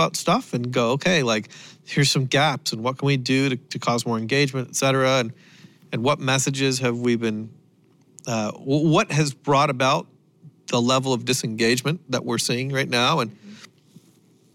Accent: Canada; I am Canadian

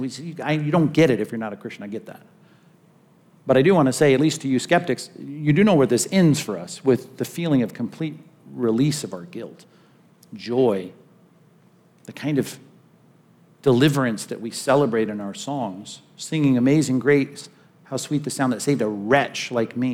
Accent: California, United States; since I'm from California

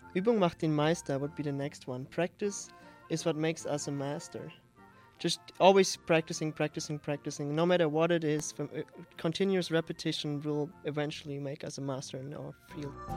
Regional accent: Saarland, Germany; moved away as an adult; now in Edmond, United States; The southwest. It's called Saarland.

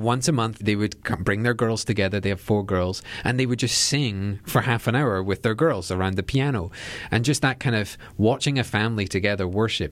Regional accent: Edinburgh, Scotland, United Kingdom; our church that sits right in the middle of Edinburgh

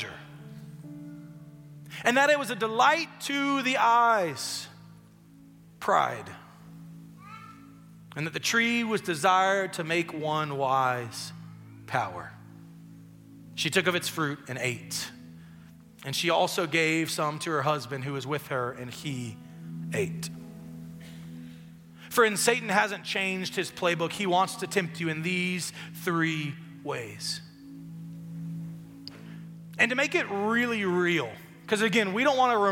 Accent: West Tennessee, United States; I'm from West Tennessee. Mudding's a big deal where I come from

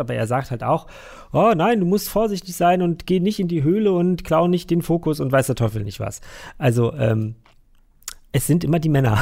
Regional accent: Berlin, Germany; bei uns in Berlin

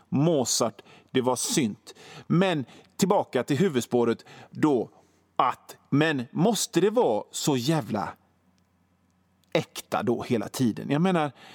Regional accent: Hönö, Västra Götaland, Sweden; 12-årig hårdrockare på Hönö, där jag kommer ifrån.

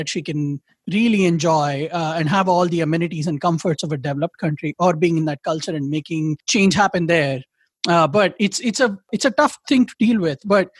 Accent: India; I feel like maybe because I'm Indian, and because my patriotism comes with the critiques

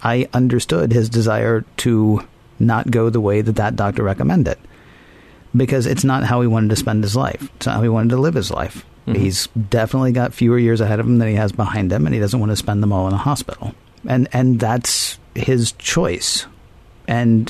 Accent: the South, Southern United States, United States; being a Southerner

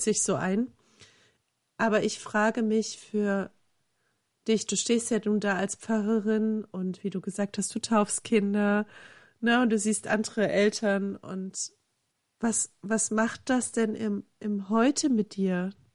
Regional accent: eastern Germany, Germany; ich komme ja aus dem Osten äh, Deutschlands

